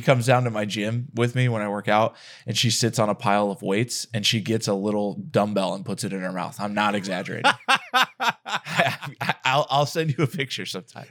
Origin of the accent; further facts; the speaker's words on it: Texas, United States; I'm from Texas